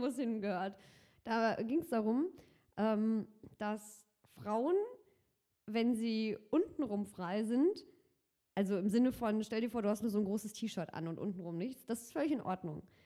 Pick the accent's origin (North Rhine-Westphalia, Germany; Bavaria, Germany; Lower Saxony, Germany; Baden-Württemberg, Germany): North Rhine-Westphalia, Germany; Cologne; Ich bin gebürtige Kölnerin